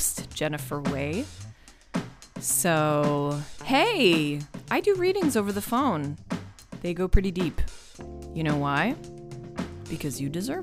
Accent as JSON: {"language": "English", "area": "Long Island", "region": "New York", "country": "United States", "tie": "born or raised there", "also_born_or_lived": "France", "said": "growing up on Long Island to like Jewish parents and grandparents"}